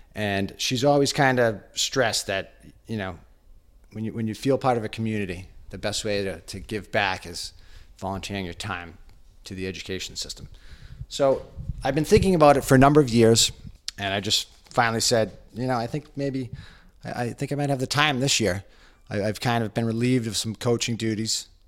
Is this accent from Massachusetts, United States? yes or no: yes; Hanover, Massachusetts, United States; moved away as an adult; now in Westwood, United States; I grew up in Hanover, Massachusetts